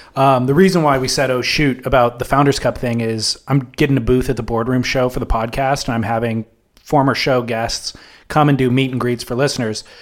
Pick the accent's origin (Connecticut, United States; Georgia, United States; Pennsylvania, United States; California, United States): California, United States; Southern; I'm from Southern California, so, like, I grew up listening to K-Rock